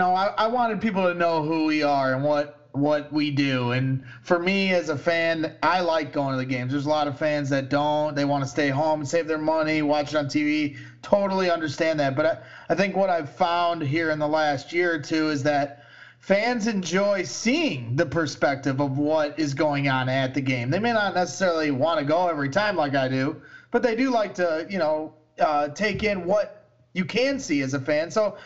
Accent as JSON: {"language": "English", "town": "Chicago", "region": "Illinois", "country": "United States", "said": "we're from Chicago. We are Chicago"}